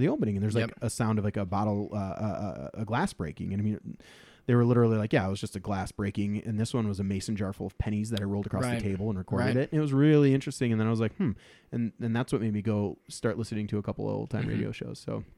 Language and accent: English; Minnesota, United States; I'm from Minnesota, so I who am I to call it an accent